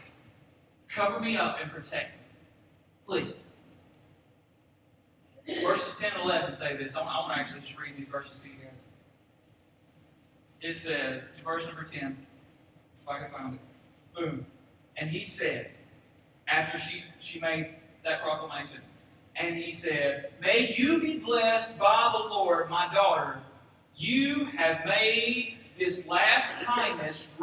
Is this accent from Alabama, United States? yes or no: yes; Boaz, Alabama, United States; I'm from Boaz, Alabama